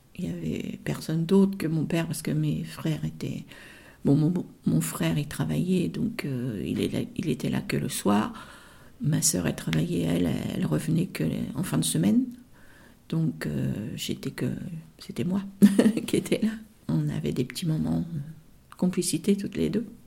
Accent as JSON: {"language": "French", "town": "Rouen", "region": "Normandy", "country": "France", "tie": "born or raised there", "also_born_or_lived": "Duclair", "said": "je suis née moi à Rouen. Donc euh, après on est, on est descendu euh, à Duclerc"}